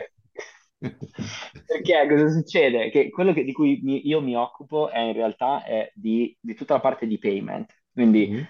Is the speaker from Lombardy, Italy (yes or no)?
yes; Vimercate, Lombardy, Italy; moved away as an adult; also born or lived in Ivrea; now in Amsterdam, Netherlands; vengo da, dalla provincia di Milano, in realtà io sono nato a Ivrea, però ci ho vissuto soltanto tre anni e poi sono, sono andato, mi sono trasferito con la mia famiglia a Vimercate